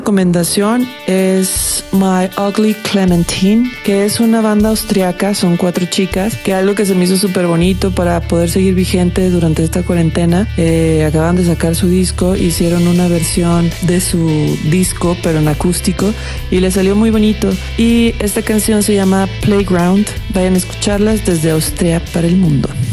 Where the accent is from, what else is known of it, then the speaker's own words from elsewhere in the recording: Jalisco, Mexico; yo soy de Jalisco